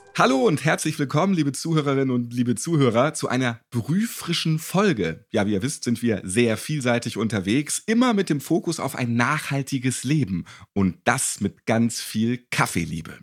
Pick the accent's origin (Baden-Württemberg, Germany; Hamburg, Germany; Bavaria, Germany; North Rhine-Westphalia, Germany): Hamburg, Germany; als geborener Hamburger